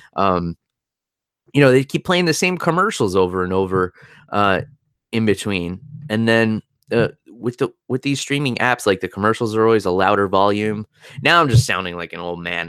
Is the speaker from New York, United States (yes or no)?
yes; New York, United States; being a New Yorker